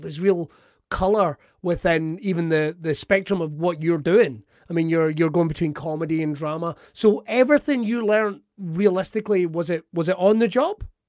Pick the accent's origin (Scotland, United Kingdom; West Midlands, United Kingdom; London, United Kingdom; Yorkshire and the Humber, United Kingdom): Scotland, United Kingdom; Ayrshire; I'm from Ayrshire